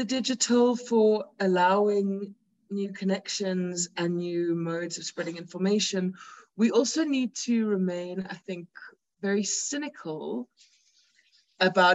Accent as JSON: {"language": "English", "country": "South Africa", "said": "as South African feminists"}